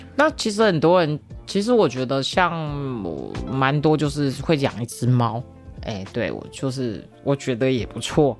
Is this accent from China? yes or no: no; Tainan, Taiwan; also born or lived in Japan; 毕竟我南部人嘛，台南人